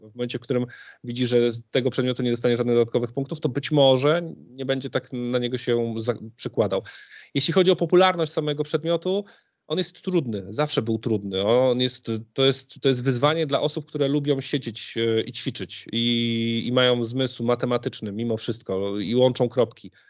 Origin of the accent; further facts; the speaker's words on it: Poznań, Greater Poland, Poland; Jestem w, z Poznania, w Poznaniu się uczyłem